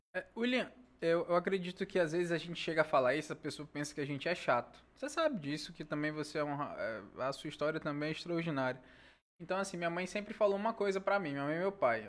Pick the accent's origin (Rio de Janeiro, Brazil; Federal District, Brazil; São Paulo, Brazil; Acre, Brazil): Acre, Brazil; Senador Guiomard; moved away as an adult; now in Rio Branco, Brazil; só não tá na certidão de nascimento, mas praticamente eu sou mesmo de Senador Guilmar